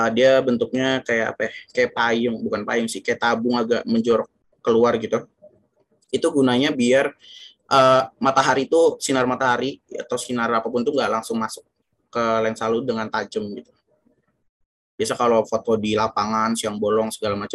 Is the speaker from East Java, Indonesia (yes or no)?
no; Yogyakarta, Special Region of Yogyakarta, Indonesia; now in Jakarta, Indonesia; gue pernah berbulan-bulan gitu di gue bawa ke kampung gue di Jogja di sana tempatnya lembab